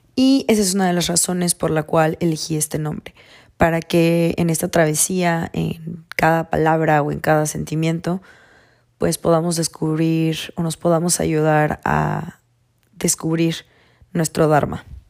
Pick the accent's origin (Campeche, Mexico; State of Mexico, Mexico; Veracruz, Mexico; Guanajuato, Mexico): Campeche, Mexico; now in California, United States; nací en Campeche, México, actualmente vivo en California